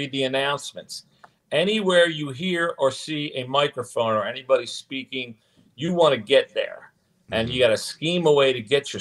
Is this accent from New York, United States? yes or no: no; Philadelphia, Pennsylvania, United States; In the Alney section of Philadelphia, right down the street from Cardinal Doherty High School.